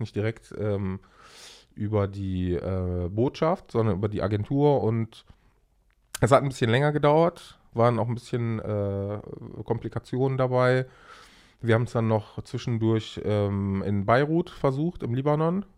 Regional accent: Germany; also born or lived in Aleppo, Syria; wir sind hier aufgewachsen äh, mit, mit äh, fünf Jahren, sechs Jahren

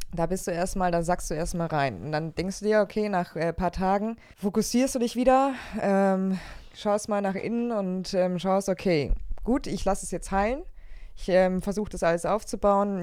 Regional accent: Allgäu, Bavaria, Germany; now in Leverkusen, Germany; ich komme ja aus dem Allgäu, also ich bin im, Au ja. im Allgäu aufgewachsen

